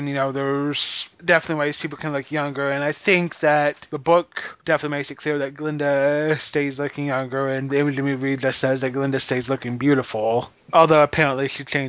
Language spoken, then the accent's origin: English; Missouri, United States; I'm an American and a Missouri and a Missourian at the same time.